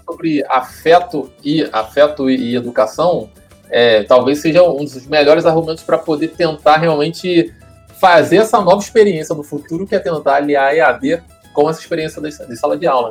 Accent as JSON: {"language": "Portuguese", "town": "São Gonçalo", "region": "Rio de Janeiro", "country": "Brazil", "said": "eu sou do Paraíso, então eu ia direto ali para Nossa Senhora Aparecida"}